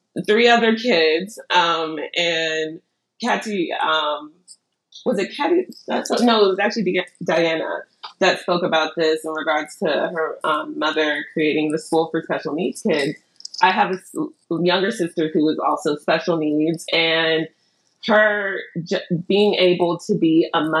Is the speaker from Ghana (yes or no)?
yes; Ghana; I'm Ghanaian